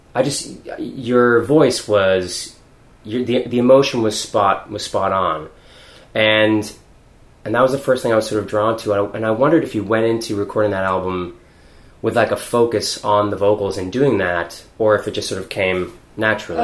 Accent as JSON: {"language": "English", "town": "Weymouth", "region": "Massachusetts", "country": "United States", "tie": "born or raised there", "said": "I grew up in Weymouth, which is south of Boston"}